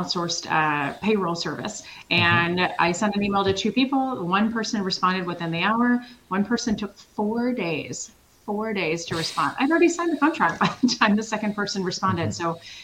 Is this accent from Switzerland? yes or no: yes; Switzerland; moved away; I'm European like you are. I'm originally from Switzerland